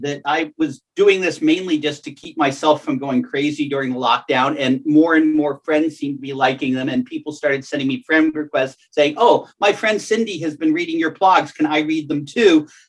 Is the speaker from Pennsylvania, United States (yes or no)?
yes; Bethel Park, Pennsylvania, United States; It's from my hometown library in Bethel Park, Pennsylvania.